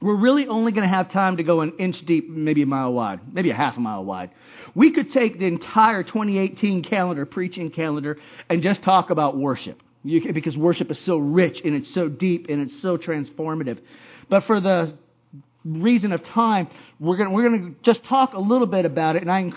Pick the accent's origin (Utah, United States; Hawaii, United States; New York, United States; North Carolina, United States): Hawaii, United States; I growing up in Hawaii